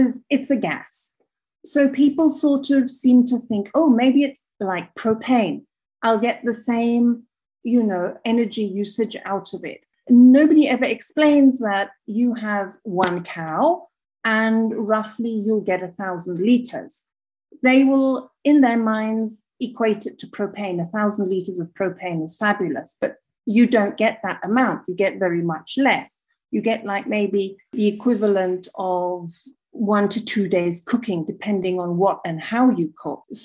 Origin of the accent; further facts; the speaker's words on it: Kenya; moved away as an adult; now in Rwanda; I'm from Kenya.